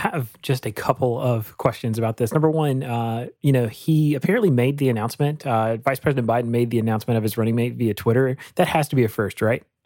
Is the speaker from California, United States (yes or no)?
no; Rocky Mount, North Carolina, United States; my hometown, uh, in, in Rocky Mount, uh, North Carolina